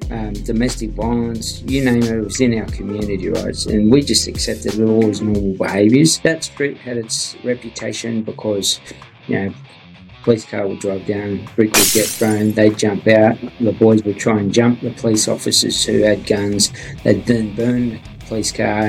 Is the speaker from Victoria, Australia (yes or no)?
no; Sydney, New South Wales, Australia; Yeah, good old Redfern, the block.